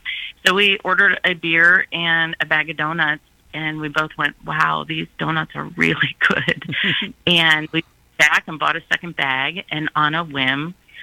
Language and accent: English; Sylvania, Ohio, United States; We're from Sylvania.